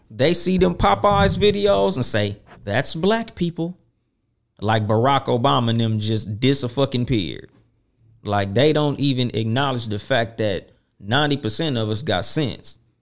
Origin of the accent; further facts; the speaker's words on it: Compton, California, United States; I'm from Compton